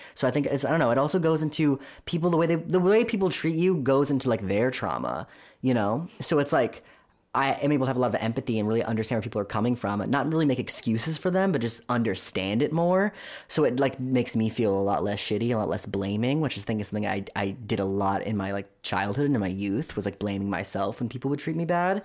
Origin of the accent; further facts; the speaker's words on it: Orange County, California, United States; I grew up in Orange County